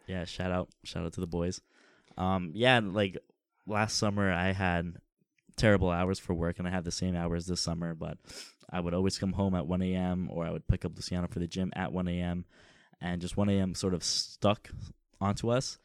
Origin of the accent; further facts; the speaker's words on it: Toronto, Ontario, Canada; Toronto, the Six, uh, it's, it's home for us